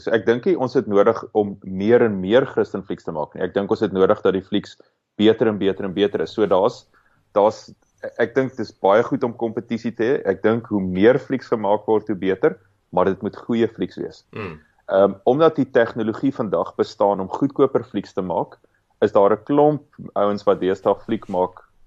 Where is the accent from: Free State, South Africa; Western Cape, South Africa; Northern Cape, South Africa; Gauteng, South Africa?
Free State, South Africa; now in Cape Town, South Africa; ek en jy kom albei uit die Vrystaat uit. Ons is albei trots Afrikaners, maar nie een van ons bly meer in die Vrystaat nie